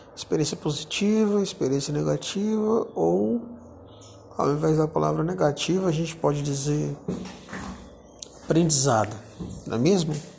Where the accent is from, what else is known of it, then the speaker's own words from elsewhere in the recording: Brasília, Federal District, Brazil; Eu, na cidade onde eu nasci, né, Brasília